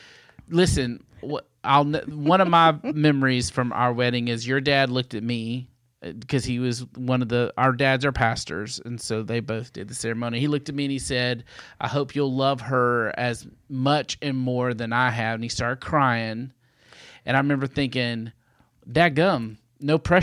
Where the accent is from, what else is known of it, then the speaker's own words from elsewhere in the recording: Baltimore, Maryland, United States; I'm originally from Baltimore, Maryland